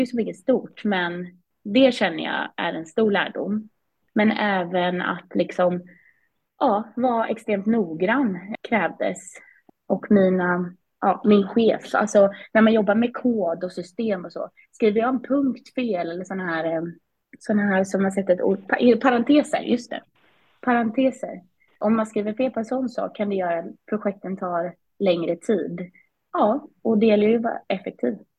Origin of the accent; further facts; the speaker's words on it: Vimmerby, Kalmar County, Sweden; moved away as an adult; also born or lived in England; now in Stockholm, Sweden; Jag är uppvuxen i eh, Vimmerby, Småland, så inte så långt från Kalmar där jag pluggade.